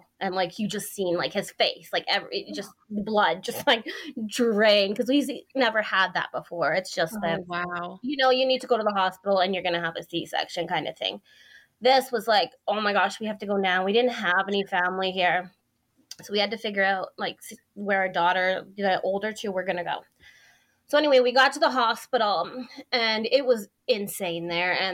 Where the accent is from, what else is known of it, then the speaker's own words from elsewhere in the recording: Airdrie, Alberta, Canada; I'm from Airdrie, Alberta.